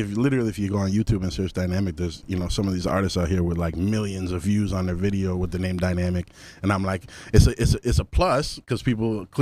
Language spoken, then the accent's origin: English; Ottawa, Ontario, Canada; also born or lived in Toronto; Yeah, I'm originally from Ottawa. Yeah, 100%. I lived in Toronto for a bit.